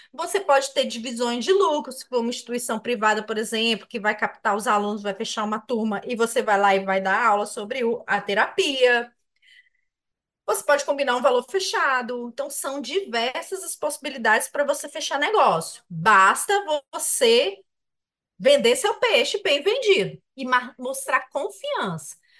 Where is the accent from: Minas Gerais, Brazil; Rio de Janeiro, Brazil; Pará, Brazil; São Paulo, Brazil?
Minas Gerais, Brazil; eu que sou mineiro